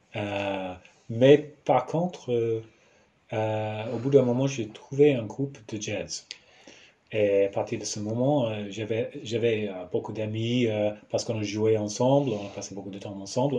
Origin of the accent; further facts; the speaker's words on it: New Zealand; French is a second language; also born or lived in Aurillac, France; je viens de, de Nouvelle-Zélande